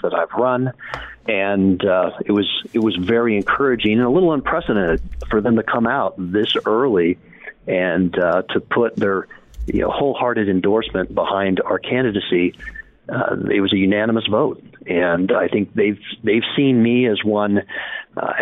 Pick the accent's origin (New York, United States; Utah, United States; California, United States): Utah, United States; I'm authentically Utah. I've been here from elementary school to graduate school